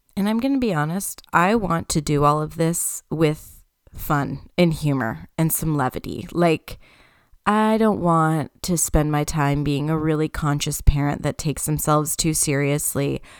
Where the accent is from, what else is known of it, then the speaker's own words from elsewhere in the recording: Canada; I am Canadian